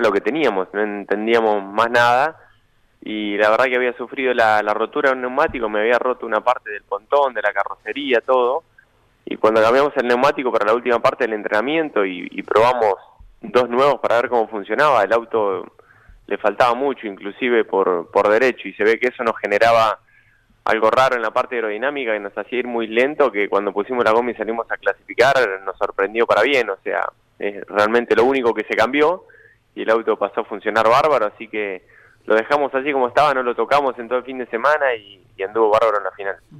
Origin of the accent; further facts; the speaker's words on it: Benito Juárez, Buenos Aires Province, Argentina; now in Buenos Aires, Argentina; Benito Juárez, eh, nada, el pueblo que me dio muchísimo, me dio nacer, crecer ahí.